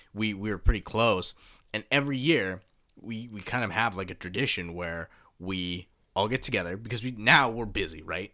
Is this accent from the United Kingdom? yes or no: no; Canada; moved away; also born or lived in Kawasaki, Japan; I come from Canada.